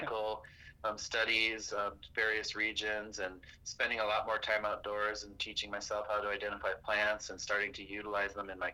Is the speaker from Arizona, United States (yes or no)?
no; Pine Ridge Reservation, South Dakota, United States; growing up on Pine Ridge Reservation, I was born in 1974